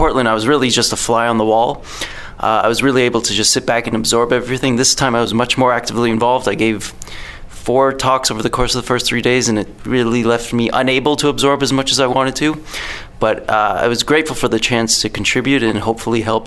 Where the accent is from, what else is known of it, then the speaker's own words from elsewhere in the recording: Toronto, Ontario, Canada; I'm from Toronto, Canada